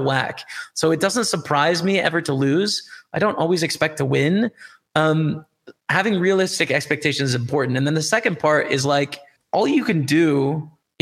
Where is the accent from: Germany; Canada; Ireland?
Canada; As a Canadian, right? I use Canadian dollars